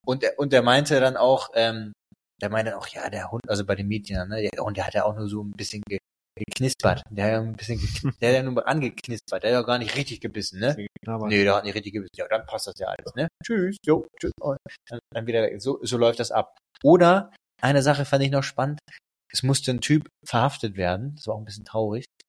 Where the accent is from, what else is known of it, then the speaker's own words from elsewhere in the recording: Emden, Lower Saxony, Germany; moved away; in Emden, wo ich herkomme